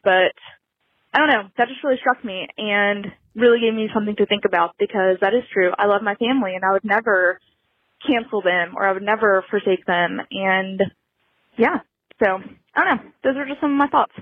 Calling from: Rome, Georgia, United States; I'm calling from Rome, Georgia, teeny little town

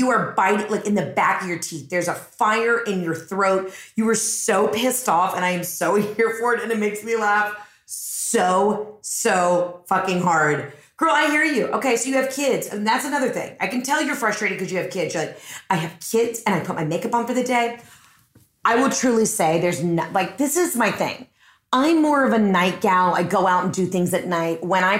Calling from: Maine, United States; Hey, Heather, it's …. I'm calling from Maine.

